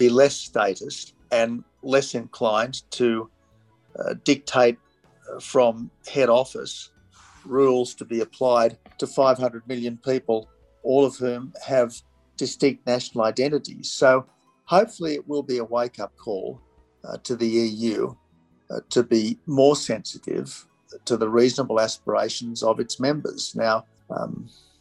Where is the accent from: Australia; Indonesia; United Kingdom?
Australia; as an Australian